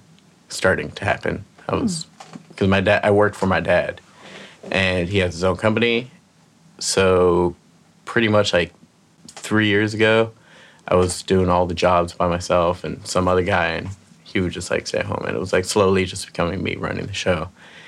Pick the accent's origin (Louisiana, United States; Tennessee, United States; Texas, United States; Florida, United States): Florida, United States; Miami; moved away as an adult; also born or lived in California / Plantation, Florida; now in New York City, United States; I was born in California, moved to Miami, Florida, when I was like 3 months. I lived in Miami until I was about 14. Then we moved up to Plantation, Florida.